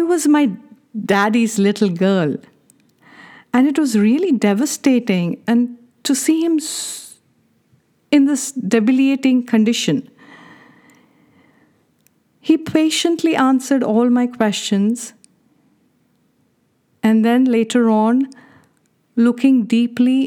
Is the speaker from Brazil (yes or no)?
no; India; Being born and brought up in India